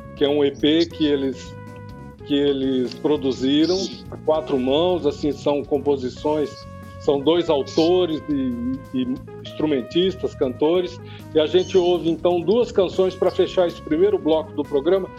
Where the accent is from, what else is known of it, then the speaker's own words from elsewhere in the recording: Campo Grande, Mato Grosso do Sul, Brazil; Eu nasci aqui em Campo Grande